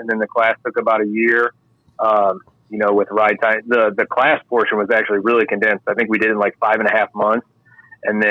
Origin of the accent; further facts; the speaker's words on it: West Peoria, Illinois, United States; I grew up in West Peoria, right outside Peoria